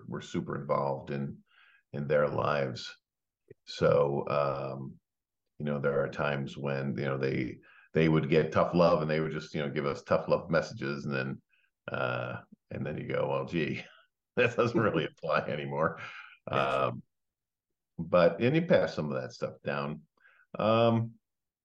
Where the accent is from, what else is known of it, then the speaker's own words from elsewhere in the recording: Mount Prospect, Illinois, United States; I grew up in the Illinois suburbs of Chicago